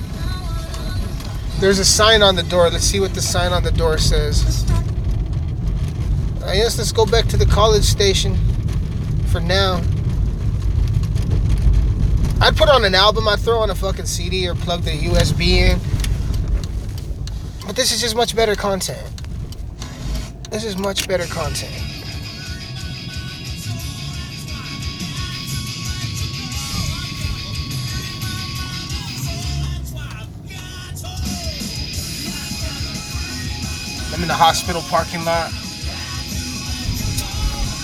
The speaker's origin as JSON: {"language": "English", "town": "Alamosa", "region": "Colorado", "country": "United States", "tie": "born or raised there", "also_born_or_lived": "Montrose, Colorado", "said": "That's Alamosa, baby. It fucking sucks. My hometown sucks"}